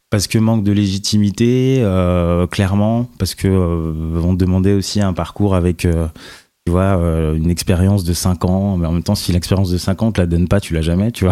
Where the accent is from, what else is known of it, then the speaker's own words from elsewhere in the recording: Nanterre, Île-de-France, France; j'ai grandi à Nanterre, donc en banlieue, pendant très longtemps